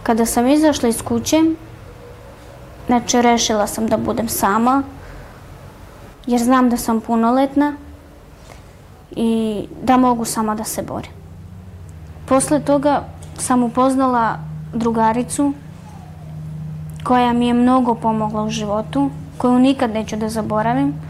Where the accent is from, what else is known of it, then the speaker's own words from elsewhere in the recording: Lebane, Southern and Eastern Serbia, Serbia; moved away; ja sam iz Leskovca, okolina Leskovca Lebane. Živela sam tamo sa roditeljima